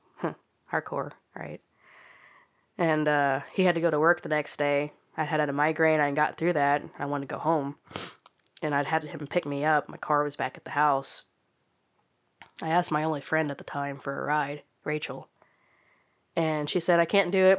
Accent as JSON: {"language": "English", "region": "Oklahoma", "country": "United States", "tie": "born or raised there", "said": "being born and raised in Oklahoma"}